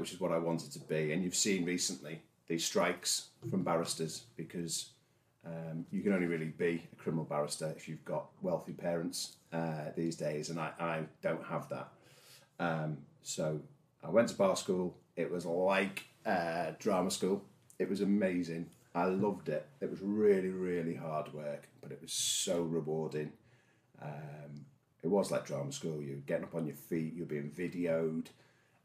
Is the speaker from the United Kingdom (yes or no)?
yes; Liverpool, North West England, United Kingdom; accent: Scouse; moved away as an adult; also born or lived in London; my Scouse accent